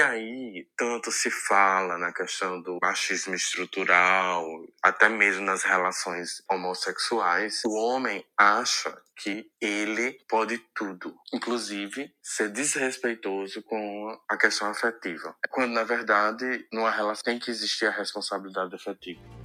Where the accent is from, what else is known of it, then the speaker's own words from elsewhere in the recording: Natal, Rio Grande do Norte, Brazil; sou de Natal, Rio Grande do Norte